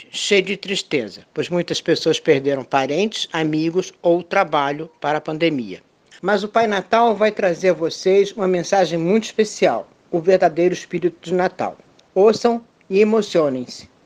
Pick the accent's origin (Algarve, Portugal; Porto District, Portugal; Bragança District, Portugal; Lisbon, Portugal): Lisbon, Portugal; now in Brazil; Eu vivo há muitos anos no Brasil, mas nasci em Lisboa. Meu avô Celestino Barbosa, o pai natal da minha infância, era de Setúbal.